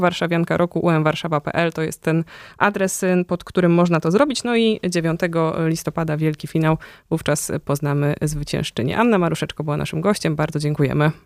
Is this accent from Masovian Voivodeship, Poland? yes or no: yes; Warsaw, Masovian Voivodeship, Poland; my, warszawiacy, warszawianki